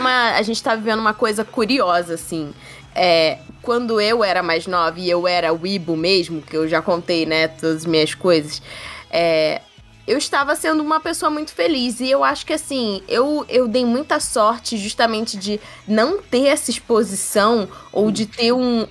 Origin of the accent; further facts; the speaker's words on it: Brazil; a gente como brasileiro